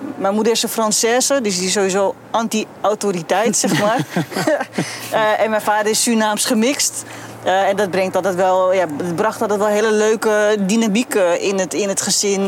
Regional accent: Rotterdam, South Holland, Netherlands; ik ben een geboren Rotterdammer en deels ook getogen

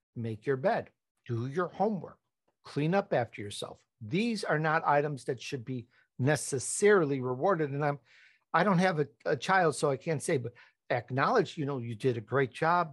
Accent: Chicago, Illinois, United States; accent: Chicago; also born or lived in Italy; I was born in Italy, but I grew up in Chicago, and though sometimes my Chicago comes out

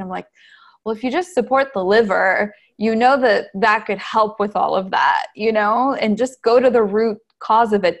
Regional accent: New Brunswick, Canada; also born or lived in Wisconsin / Texas; now in Los Angeles, United States; I'm originally from New Brunswick, Canada.

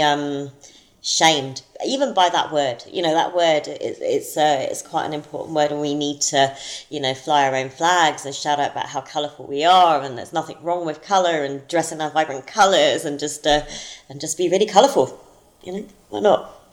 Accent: London, United Kingdom; moved away as an adult; now in United States; growing up in South London

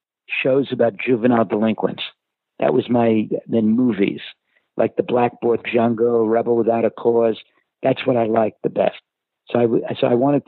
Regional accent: New York City, New York, United States; I was going to an inner city school growing up in Brooklyn

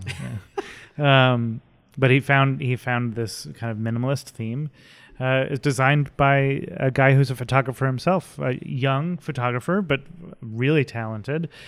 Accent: West Windsor, New Jersey, United States; also born or lived in Philadelphia, Pennsylvania / Bucks County, Pennsylvania / New York; I did actually grow up in New Jersey in a little town called West Windsor, which is across Route one from Princeton

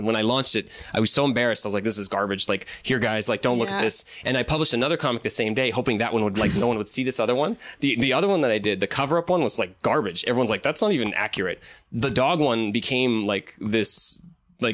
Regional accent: Seattle, Washington, United States; You know, I'm from Seattle, right? There is no

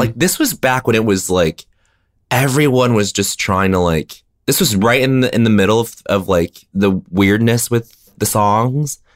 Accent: Denver, Colorado, United States; moved away; you're in my hometown right now

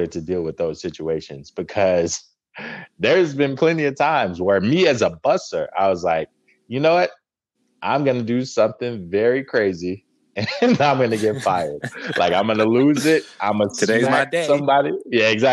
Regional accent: Las Vegas, Nevada, United States; also born or lived in Watertown, New York; So most of my family is from Vegas. I moved back when I was like 3. So it doesn't really count. Okay. So yeah, I'm from Vegas

